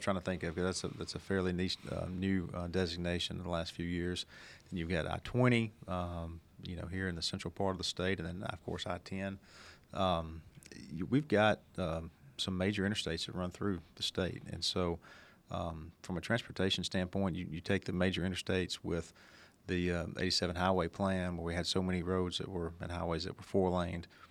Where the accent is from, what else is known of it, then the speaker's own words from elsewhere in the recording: Senatobia, Mississippi, United States; our hometown of Senatobie and Tate County, which is what I call home